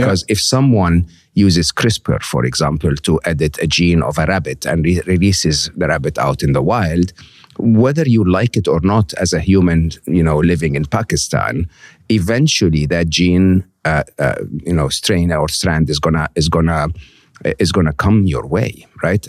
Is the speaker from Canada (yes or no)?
no; Egypt; moved away; growing up in Egypt where we had two T V stations